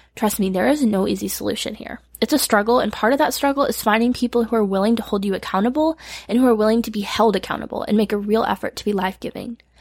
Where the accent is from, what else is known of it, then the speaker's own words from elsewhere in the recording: Michigan, United States; moved away as an adult; now in Tennessee, United States; I moved to Tennessee from Michigan at 18